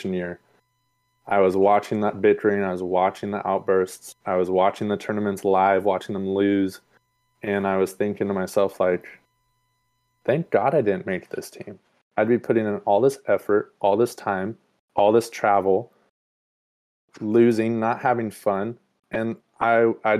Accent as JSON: {"language": "English", "town": "Sacramento", "region": "California", "country": "United States", "tie": "born or raised there", "said": "I'm born and raised in Sacramento"}